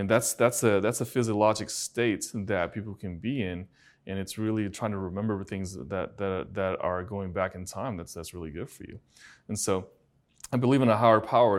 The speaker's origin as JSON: {"language": "English", "country": "China", "tie": "born or raised there", "moved": "yes", "lives_now": "United States", "said": "I was born in China, and I, and I grew up in China."}